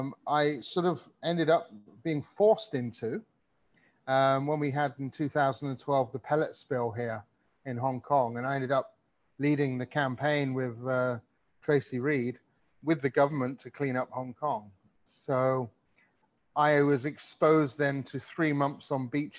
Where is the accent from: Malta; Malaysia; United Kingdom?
Malta; moved away; I grew up in the Mediterranean.